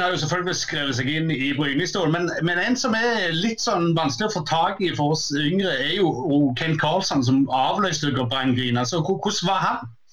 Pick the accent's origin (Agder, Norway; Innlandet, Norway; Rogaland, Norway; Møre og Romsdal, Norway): Rogaland, Norway; Jæren; den kulturen jeg vokste opp med på Jæren